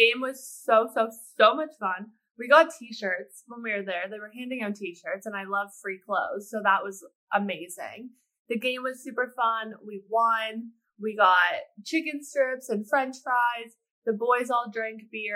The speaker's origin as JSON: {"language": "English", "country": "Canada", "moved": "yes", "lives_now": "Pittsburgh, United States", "said": "I'm Canadian"}